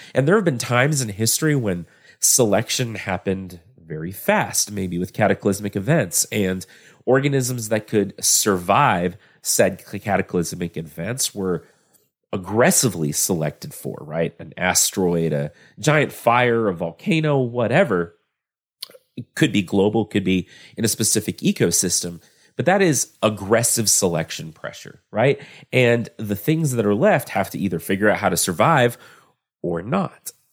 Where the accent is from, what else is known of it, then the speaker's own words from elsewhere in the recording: Texas, United States; I'm from Texas